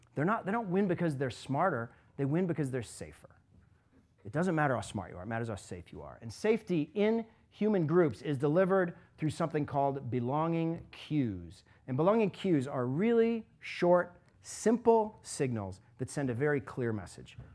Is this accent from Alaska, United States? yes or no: yes; Alaska, United States; moved away as an adult; now in Cleveland, United States; I was growing up in Alaska.